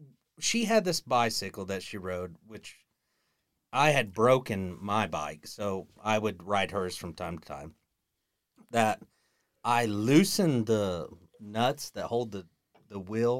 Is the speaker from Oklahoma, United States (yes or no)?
yes; Perkins, Oklahoma, United States; Perkins, Oklahoma.